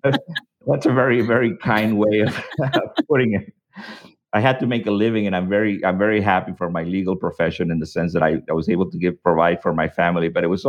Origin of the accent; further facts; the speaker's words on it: Mexico; born there; Well, I was born in Mexico a long, long time ago.